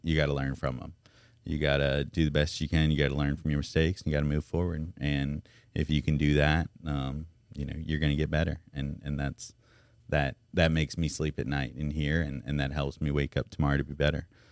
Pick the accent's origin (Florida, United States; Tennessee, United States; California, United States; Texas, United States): Tennessee, United States; Memphis; now in Baton Rouge, United States; I'm from Memphis